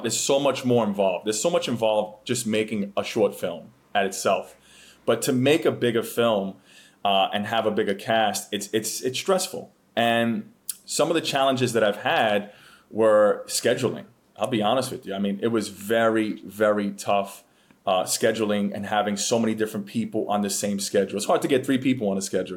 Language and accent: English; New York City, New York, United States; moved away as an adult; I am from the Bronx, born and raised